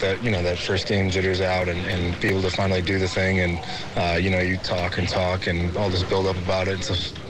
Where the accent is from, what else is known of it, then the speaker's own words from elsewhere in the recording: Cleveland, Ohio, United States; also born or lived in Toledo, Ohio; I was born in Cleveland here and lived in Toledo for a while, so close to home for me as well.